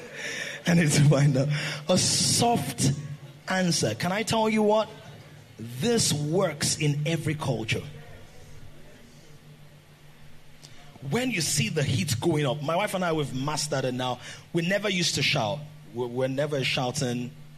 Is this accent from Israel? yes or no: no; Nigeria